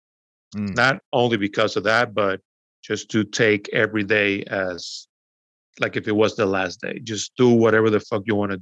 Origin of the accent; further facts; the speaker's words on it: Venezuela; also born or lived in United States; now in New York City, United States; I was born here in the US, but I grew up in Venezuela.